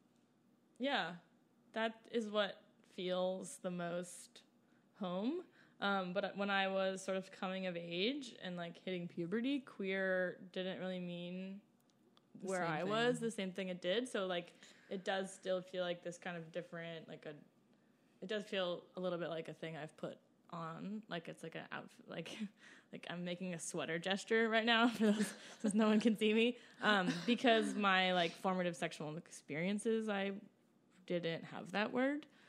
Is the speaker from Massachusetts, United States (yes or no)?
yes; outside Boston, Massachusetts, United States; moved away as an adult; also born or lived in Baltimore; I grew up outside Boston.